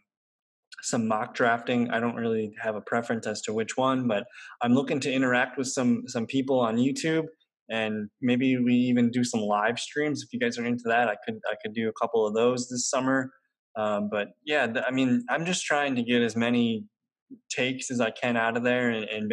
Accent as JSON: {"language": "English", "town": "Green Bay", "region": "Wisconsin", "country": "United States", "said": "I'm from Green Bay"}